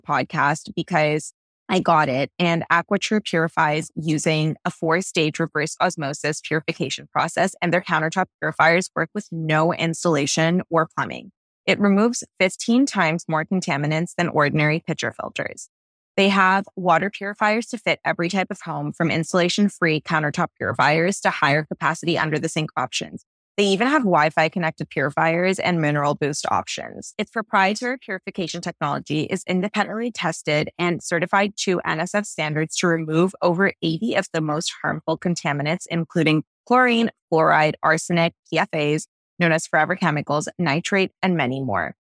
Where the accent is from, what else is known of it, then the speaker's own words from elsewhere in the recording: Toronto, Ontario, Canada; moved away as an adult; now in Los Angeles, United States; I come from Toronto, where our tap water is really, really high quality, and moving to L